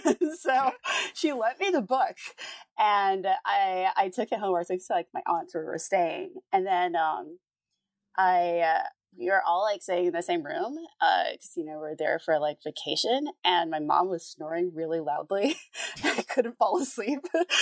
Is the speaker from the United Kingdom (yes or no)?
no; Jamaica; also born or lived in United States; So I'm from Jamaica, And I was back home. This is back. Okay. I've moved back and forth between the US and Jamaica a bunch, and that kind of confuses people.